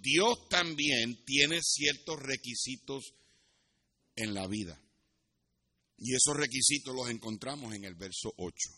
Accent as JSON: {"language": "Spanish", "country": "Puerto Rico", "tie": "born or raised there", "said": "Yo me crié en Puerto Rico y me crié cerca de la playa"}